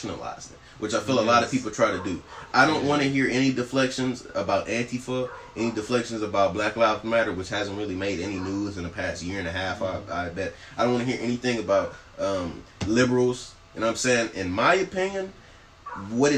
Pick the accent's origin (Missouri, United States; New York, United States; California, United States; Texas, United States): Texas, United States; we grew up in Texas, in a southern state.